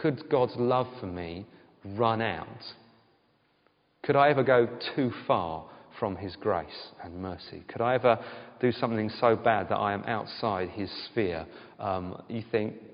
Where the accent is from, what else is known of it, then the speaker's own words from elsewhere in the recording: United Kingdom; all of us are British